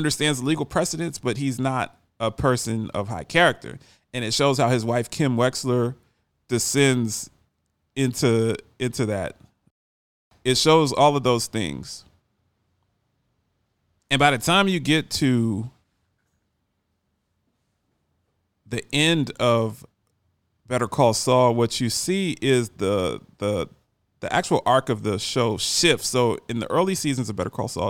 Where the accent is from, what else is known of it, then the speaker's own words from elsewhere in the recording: Baltimore, Maryland, United States; I grew up in Baltimore